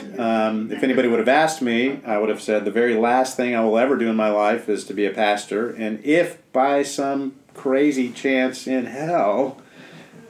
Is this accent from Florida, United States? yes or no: yes; South Florida, United States; moved away as an adult; I grew up in South Florida in the PCA